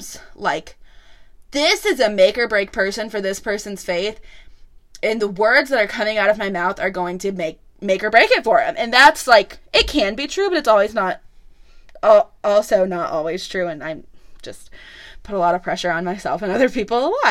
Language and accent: English; Illinois, United States; now in Franklin, United States; Growing up in Illinois, if you didn't go to church, you just didn't go to church